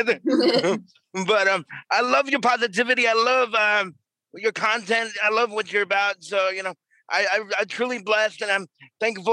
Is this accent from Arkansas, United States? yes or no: no; New York, United States; moved away; I'm from New York originally.